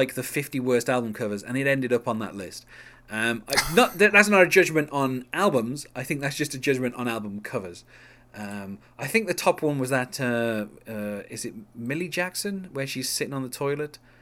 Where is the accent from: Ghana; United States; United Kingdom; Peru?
United Kingdom; as a British person